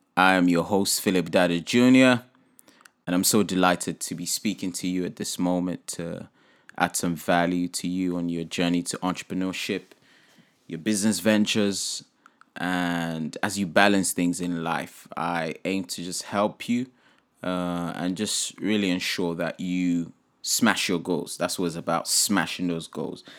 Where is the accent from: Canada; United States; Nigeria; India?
Nigeria; my home country here, Nigeria